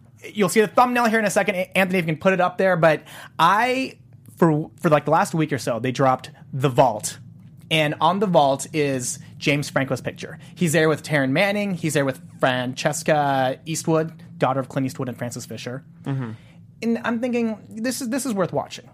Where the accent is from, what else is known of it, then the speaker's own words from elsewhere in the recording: South Korea; moved away; South Korea, my my home country in Pyeongchang